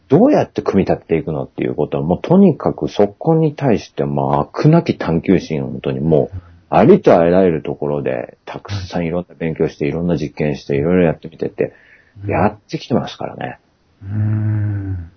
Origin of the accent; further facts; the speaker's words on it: Senbonhama, Shizuoka, Japan; うちの地元にね、千本浜ってあるんですよ